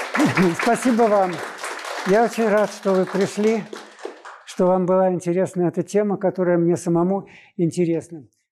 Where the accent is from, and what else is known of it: Moscow, Russia